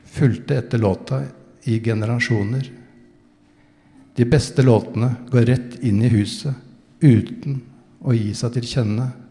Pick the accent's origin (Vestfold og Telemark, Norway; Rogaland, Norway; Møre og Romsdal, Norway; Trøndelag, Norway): Vestfold og Telemark, Norway; near Bø; born or raised there